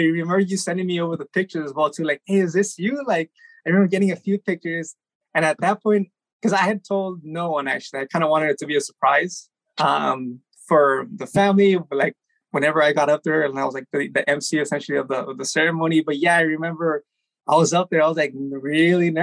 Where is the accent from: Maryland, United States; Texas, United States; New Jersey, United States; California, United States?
California, United States; Baldwin Park; also born or lived in El Monte; Originally born here in Del Monte, moved to Baldwin Park when we were like 3 years old, I think. And I've been in Baldwin Park for I'm 30 now